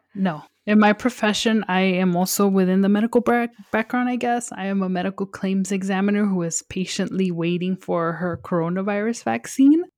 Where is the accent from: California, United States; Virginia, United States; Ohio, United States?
California, United States; Los Angeles; I am from Los Angeles, born and raised.